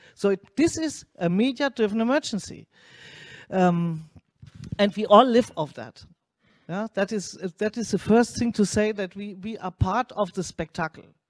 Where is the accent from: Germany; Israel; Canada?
Germany; I'm coming from Germany